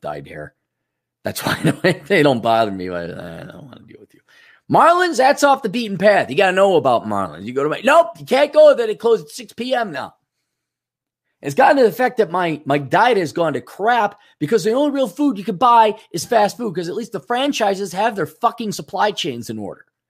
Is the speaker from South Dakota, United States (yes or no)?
yes; South Dakota, United States; We're from South Dakota